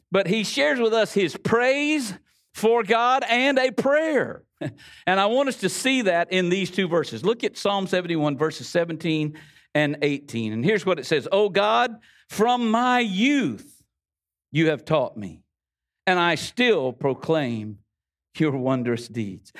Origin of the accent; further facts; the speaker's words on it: the Florida Panhandle, United States; we grew up here. I know my accent gives me away